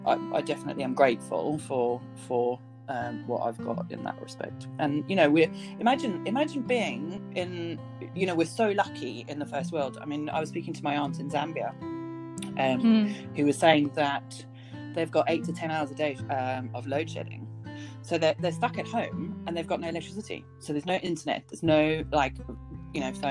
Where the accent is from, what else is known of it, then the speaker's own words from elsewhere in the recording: United Kingdom; being British